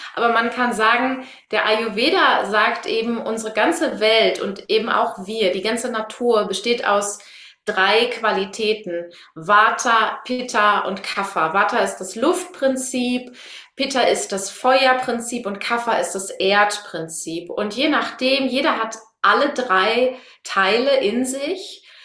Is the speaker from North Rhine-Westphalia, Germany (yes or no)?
yes; Münsterland, North Rhine-Westphalia, Germany; Ich komme aus dem Münsterland